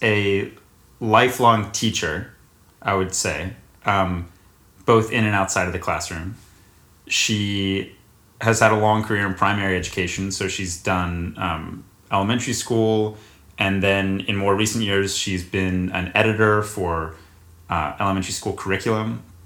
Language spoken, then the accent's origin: English; Charlotte, North Carolina, United States; I was born at the Presbyterian Hospital in Charlotte, North Carolina, and I lived at the house on Westfield Road until second grade when I moved to 1111 Linganore Place